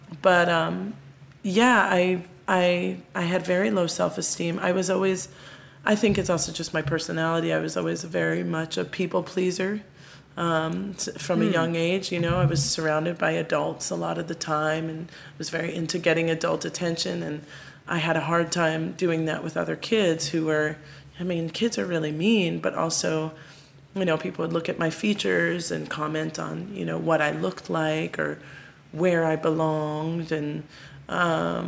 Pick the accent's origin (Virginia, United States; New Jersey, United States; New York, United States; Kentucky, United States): New Jersey, United States; Maplewood; growing up as a kid in Maplewood, New Jersey